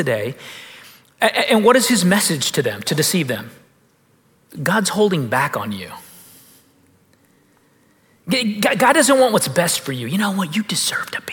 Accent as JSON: {"language": "English", "country": "United States", "said": "I'm American"}